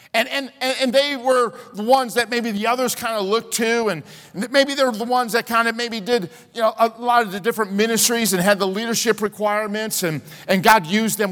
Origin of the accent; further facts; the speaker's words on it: Chicago, Illinois, United States; growing up in Chicago